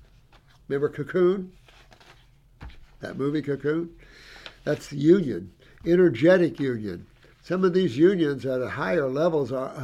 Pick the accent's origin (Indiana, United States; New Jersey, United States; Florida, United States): Indiana, United States; I'm from Indiana